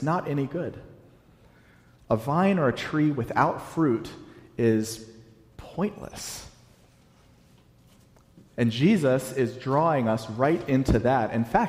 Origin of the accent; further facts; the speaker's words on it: the South, United States; And I'm from the South, so I can make fun of Southerners.